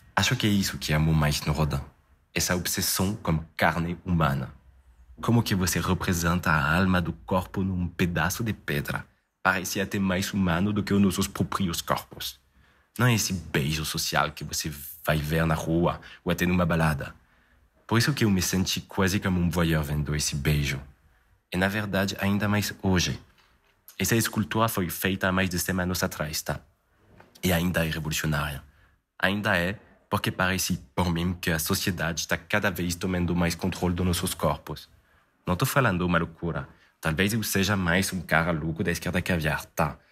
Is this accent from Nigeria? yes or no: no; Paris, Île-de-France, France; moved away; como francês nascido né, em Paris